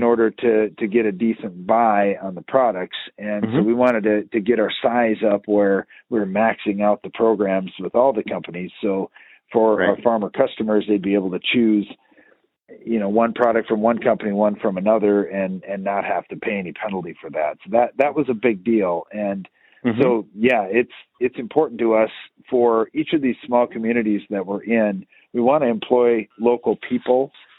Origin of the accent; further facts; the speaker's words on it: Iowa, United States; growing up in North Central Iowa, tillage and rainfall were the answers for a lot of things.